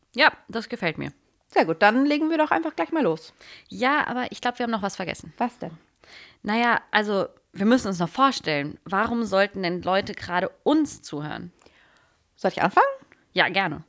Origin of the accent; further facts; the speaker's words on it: Freiburg, Baden-Württemberg, Germany; also born or lived in Hamburg; now in Berlin, Germany; ich komme aus Süddeutschland, ich bin im schönen Freiburg aufgewachsen